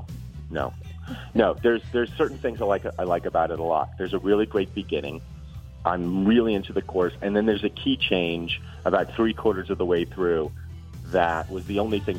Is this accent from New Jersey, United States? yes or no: yes; New Jersey, United States; growing up in New Jersey.